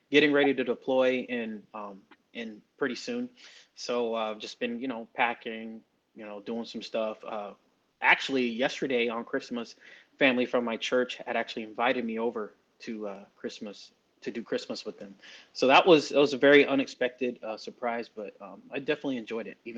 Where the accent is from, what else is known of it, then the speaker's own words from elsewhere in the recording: Atlanta, Georgia, United States; Um, I'm Philip's brother. I'm also from Atlanta, Georgia, and I right now I'm in the military, so I am hailing from the state of Shreveport, Louisiana.